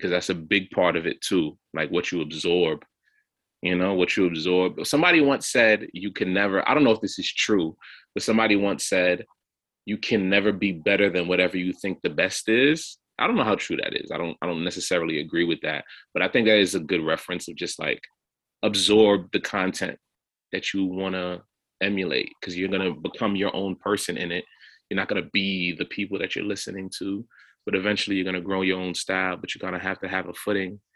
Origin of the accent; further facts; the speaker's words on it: New York City, New York, United States; I'm from Flatbush, Brooklyn, and there's a lot of Haitians here.